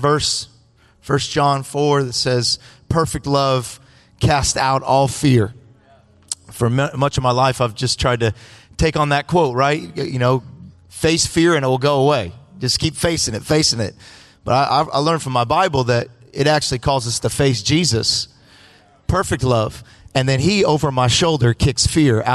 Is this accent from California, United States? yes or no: yes; Los Angeles, California, United States; I'm all the way from L.A. I am really from California